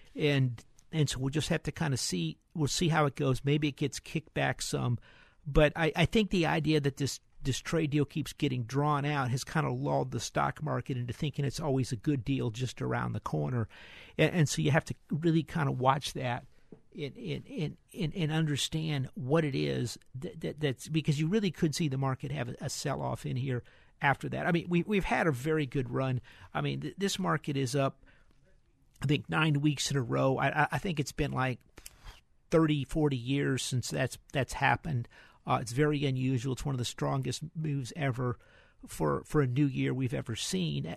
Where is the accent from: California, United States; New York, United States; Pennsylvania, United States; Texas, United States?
Texas, United States; Houston; We're from Houston.